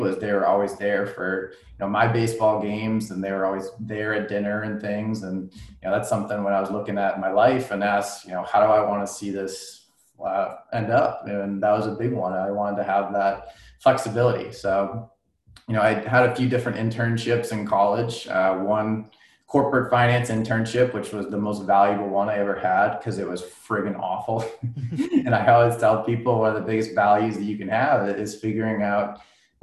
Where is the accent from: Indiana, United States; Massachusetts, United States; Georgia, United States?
Massachusetts, United States; Boxborough; I grew up in Boxborough, Massachusetts.